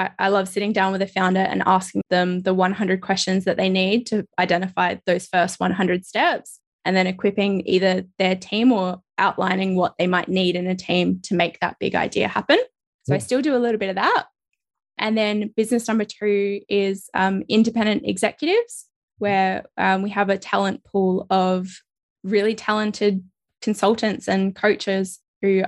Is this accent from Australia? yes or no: yes; Adelaide, South Australia, Australia; moved away as an adult; now in New South Wales, Australia; I eventually got back to Adelaide, and I'd been away from Australia for like maybe 5 months or so. And not just Australia, but like my hometown.